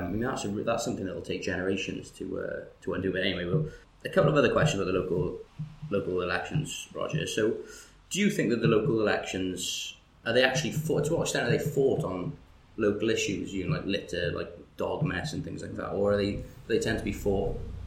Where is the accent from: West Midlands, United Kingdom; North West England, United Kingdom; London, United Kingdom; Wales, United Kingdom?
Wales, United Kingdom; Bridgend; also born or lived in Porthcawl; I've grown up in Porth Cornish, grown up in Bridgend